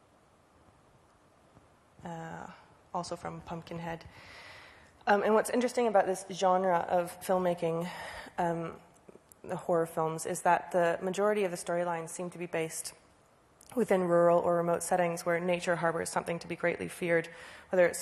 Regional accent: Guelph, Ontario, Canada; the street that I grew up on in Guelph, Canada, Ontario, and that's my house

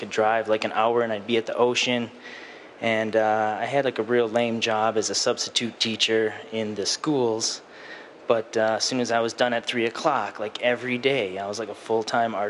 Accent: Wisconsin, United States; moved away; also born or lived in California; I was born in Wisconsin, and it was very cold there, and I was indoors all the time.

